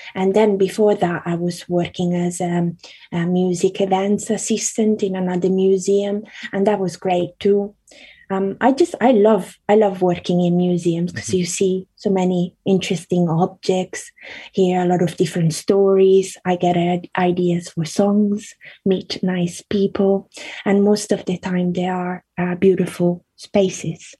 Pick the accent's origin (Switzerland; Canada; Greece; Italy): Italy; also born or lived in Carrara, Italy / Australia / South London, United Kingdom; now in London, United Kingdom; I grew up in Italy, so I went to primary school um, in Italy, and then um, I lived in Australia as well.